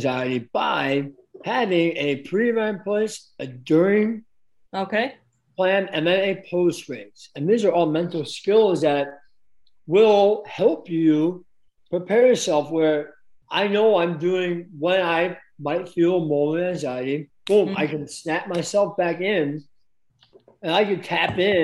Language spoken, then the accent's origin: English; Chicago, Illinois, United States; I'm from Chicago, right? Oh, I know all the streets